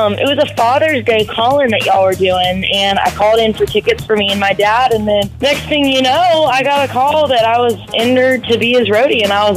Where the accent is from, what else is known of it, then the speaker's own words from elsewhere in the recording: Raleigh, North Carolina, United States; moved away as an adult; now in Nashville, United States; so I grew up in Raleigh.